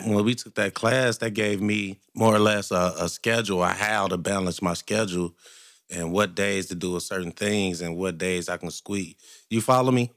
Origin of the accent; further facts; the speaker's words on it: Cincinnati, Ohio, United States; I was born and raised in Cincinnati.